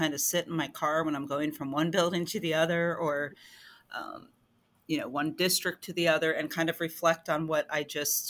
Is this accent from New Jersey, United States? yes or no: yes; New Jersey, United States; moved away as an adult; now in Pennsylvania, United States; So I grew up in New Jersey. I'm originally a Jersey girl